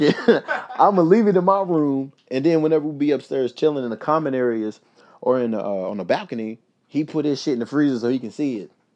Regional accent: Louisville, Kentucky, United States; now in Los Angeles, United States; my hometown, Louisville

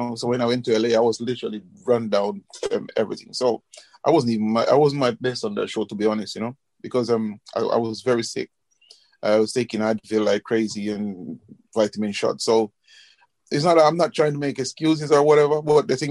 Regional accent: Jamaica; moved away; also born or lived in London / Dubai; I grew up in Jamaica.

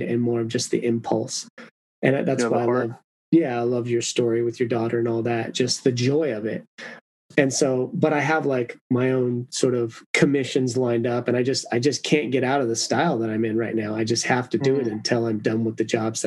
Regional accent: Mexico; I was born down in Mexico

